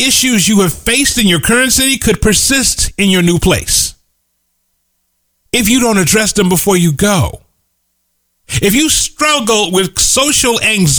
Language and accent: English; Midwest, United States; moved away as an adult; also born or lived in Kansas City; I grew up in the Midwest where it was cold.